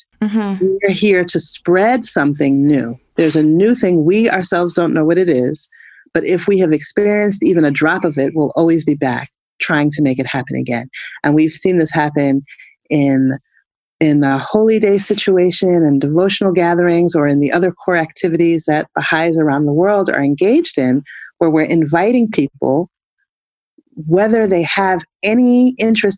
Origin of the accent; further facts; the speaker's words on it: United States; as a African-American woman